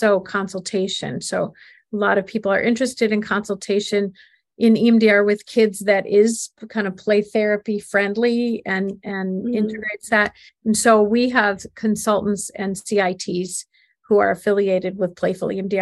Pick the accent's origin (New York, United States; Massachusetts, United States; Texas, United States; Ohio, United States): New York, United States; Buffalo; we're from Buffalo